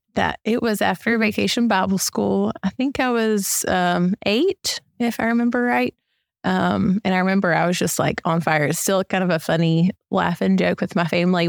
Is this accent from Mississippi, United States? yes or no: yes; Columbus, Mississippi, United States; I grew up, born and raised in Columbus, Mississippi